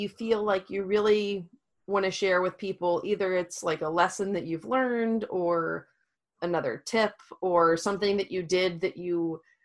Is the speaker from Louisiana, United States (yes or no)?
yes; Louisiana, United States; I'm from Louisiana